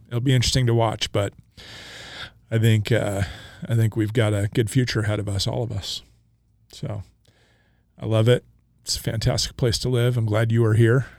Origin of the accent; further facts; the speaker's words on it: Coeur d'Alene, Idaho, United States; now in Boise, United States; I grew up in Coeur d'Alene, Idaho